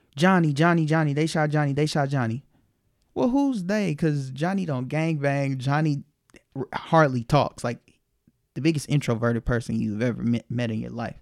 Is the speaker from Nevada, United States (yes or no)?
yes; Las Vegas, Nevada, United States; moved away as an adult; also born or lived in Los Angeles; I'm from Vegas and still got a lot of family out there